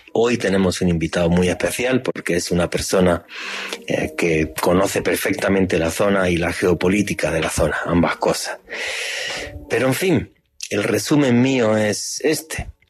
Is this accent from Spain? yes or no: yes; Spain; moved away as an adult; now in Colombia; nací en España